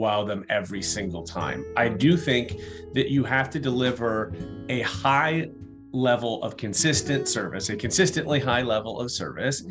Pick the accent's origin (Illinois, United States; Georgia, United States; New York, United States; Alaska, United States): Illinois, United States; Chicago; I'm from Chicago